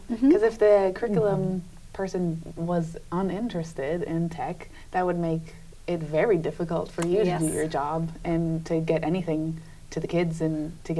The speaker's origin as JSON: {"language": "English", "region": "Massachusetts", "country": "United States", "said": "So we're all from Massachusetts in the United States."}